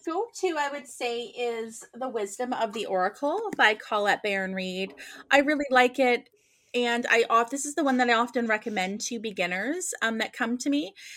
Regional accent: Nova Scotia, Canada; moved away as an adult; I was born and raised in Nova Scotia

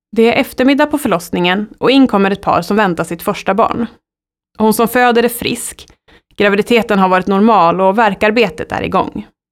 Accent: Sundsvall, Västernorrland County, Sweden; Jag är född i Sundsvall under trygga former av min sjuksköterskemor

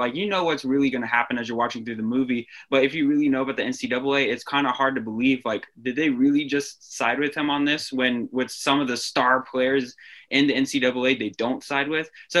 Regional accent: Northern Virginia, United States; growing up in the Northern Virginia area

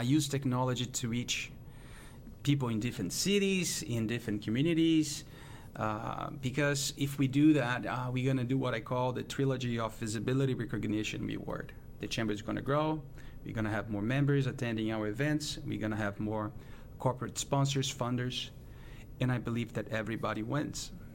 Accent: Brazil; moved away as an adult; also born or lived in United States / Europe / South America; now in St. Louis, United States; I'm from Brazil, uh, Brazilian born

